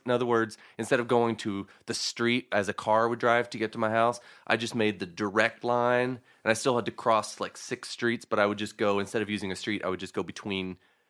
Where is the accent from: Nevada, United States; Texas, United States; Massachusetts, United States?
Texas, United States; Yes, I am from Texas.